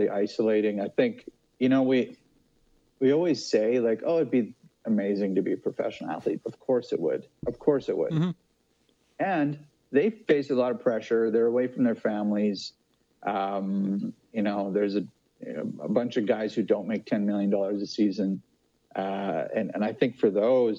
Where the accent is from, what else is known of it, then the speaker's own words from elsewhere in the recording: Saskatchewan, Canada; also born or lived in Toronto; I'm from Saskatchewan